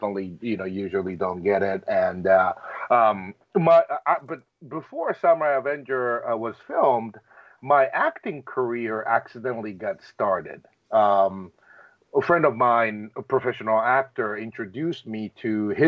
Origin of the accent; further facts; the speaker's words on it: Japan; moved away; me growing up in Japan